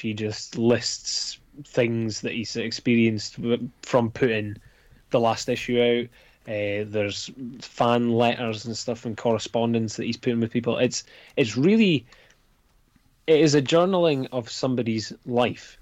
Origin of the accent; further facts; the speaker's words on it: Scotland, United Kingdom; I'm Scottish